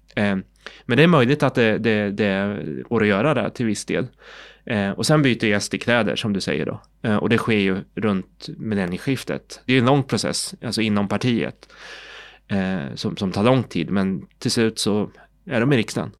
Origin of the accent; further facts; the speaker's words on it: Sweden; also born or lived in South Korea; Jag är adopterad från Sydkorea, jag kom till Sverige i början på 70-talet och då har jag ju helt och hållet gått i svensk skola